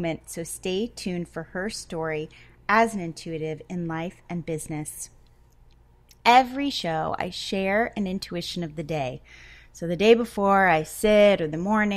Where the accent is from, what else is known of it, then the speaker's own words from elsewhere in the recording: Connecticut, United States; moved away; we're both from Connecticut